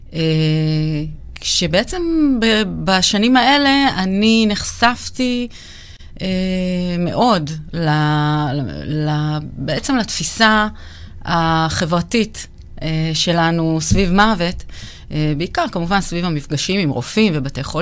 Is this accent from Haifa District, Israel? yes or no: no; Jerusalem, Jerusalem District, Israel; אני אה, ירושלמית, עובדת סוציאלית